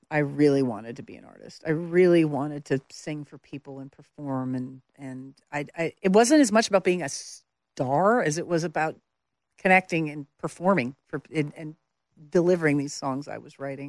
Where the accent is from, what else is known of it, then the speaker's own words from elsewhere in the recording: Medicine Hat, Alberta, Canada; moved away as an adult; also born or lived in Montreal / Calgary; now in Nashville, United States; I spent the majority of my formative years, I guess, from ten, n, nine, nine years old to eighteen in Alberta, in Calgary and, and Medicine Hat